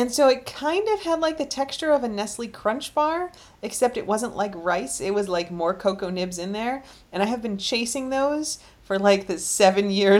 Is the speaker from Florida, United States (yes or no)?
no; Chicago, Illinois, United States; I grew up in Chicago where Fannie Mae was like the main chocolatier